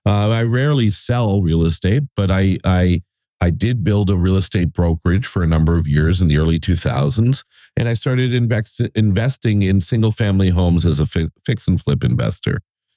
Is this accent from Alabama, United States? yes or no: no; Fort Lauderdale, Florida, United States; moved away as an adult; also born or lived in New York; I grew up in Fort Lauderdale, Florida, with dreams of becoming a Hollywood filmmaker.